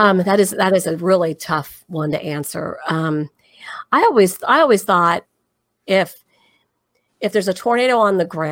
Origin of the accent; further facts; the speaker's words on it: Cincinnati, Ohio, United States; now in Atlanta, United States; When I lived in Ohio all those years in Cincinnati